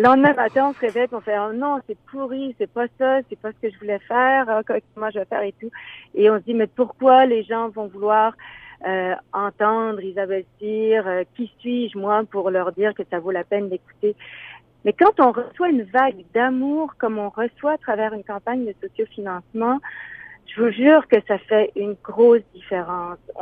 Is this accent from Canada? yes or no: yes; Moncton, New Brunswick, Canada; je suis née donc à Moncton, au Nouveau-Brunswick, puis là-bas, ben, je faisais beaucoup de musique quand j'étais petite